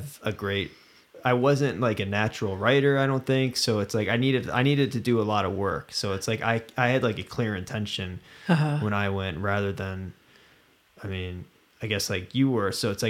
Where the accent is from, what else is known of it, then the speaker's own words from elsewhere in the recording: Midwest, United States; I grew up in the Midwest and like for me, the West was like, when I first came out West, it was when I was 21